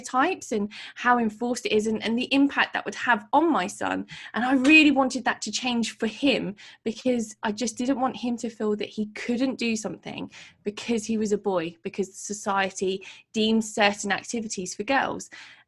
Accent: Portsmouth, South East England, United Kingdom; I put it out there in my city, which is my hometown in Portsmouth

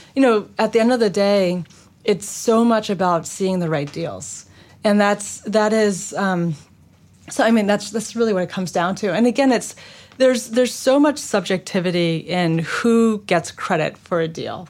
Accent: New York City, New York, United States; moved away as an adult; I grew up in Manhattan

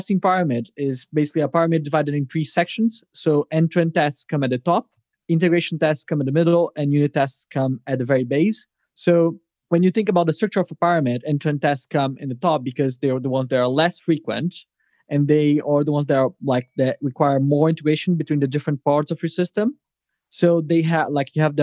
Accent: Brazil; now in London, United Kingdom; I live here in London, but I'm originally from Brazil

